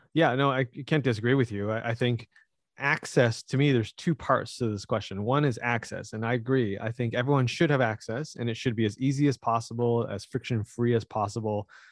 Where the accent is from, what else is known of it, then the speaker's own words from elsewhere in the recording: Canada; I am Canadian